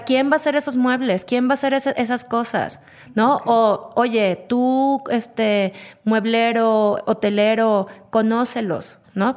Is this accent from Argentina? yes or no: no; Mexico; quiénes somos los mexicanos